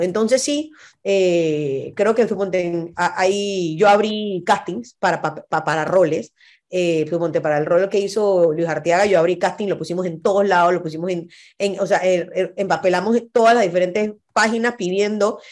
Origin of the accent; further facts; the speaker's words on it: Panama; Somos gente que vinimos de un país de 4 millones de habitantes